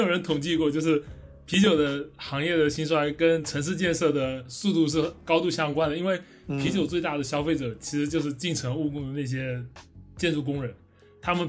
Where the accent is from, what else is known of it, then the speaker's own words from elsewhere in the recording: Fujian, China; 我是福建人